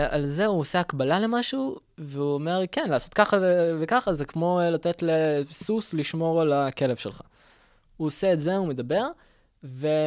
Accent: Rosh HaAyin, Central District, Israel; גדלתי בראש העין.

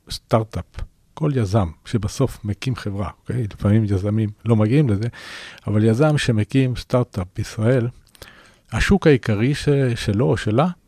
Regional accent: Chile; first language Spanish; Hebrew is a second language; now in Israel; אני אגב לא נולדתי בארץ, אני ילד צ'ילה. עליתי לארץ בש...

